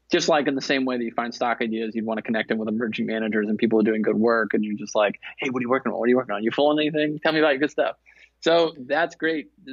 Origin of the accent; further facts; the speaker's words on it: the South, United States; I'm from the South